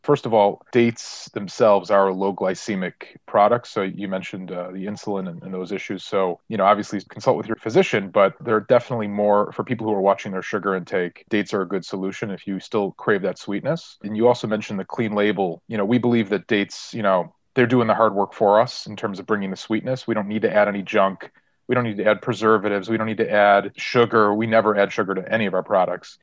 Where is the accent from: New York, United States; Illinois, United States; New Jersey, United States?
Illinois, United States; Chicago; I'm from Chicago